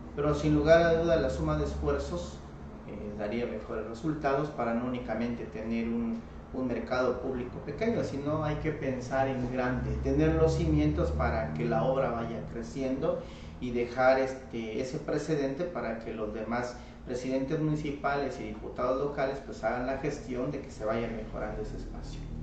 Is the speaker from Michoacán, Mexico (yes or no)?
no; Comitán, Chiapas, Mexico; Yo me crecí en Comitán y llegaba a Sucoltenango de niño caminando a través de de las montañas